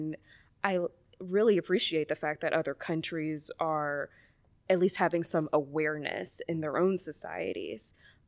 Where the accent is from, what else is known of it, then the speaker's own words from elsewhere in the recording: the South, United States; maybe it is because I'm from the South and like it's not a new thing.